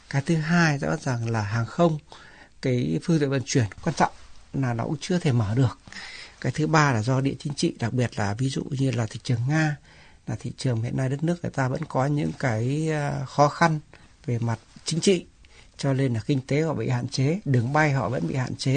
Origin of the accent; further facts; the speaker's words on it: Vietnam; Đây là lần đầu tiên tôi quay lại Việt Nam đem theo người chồng, người ở Canada đến để giới thiệu um, quê hương của mình.